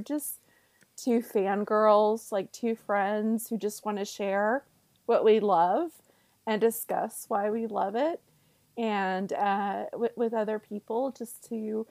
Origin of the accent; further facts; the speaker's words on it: the South, United States; I'm from the South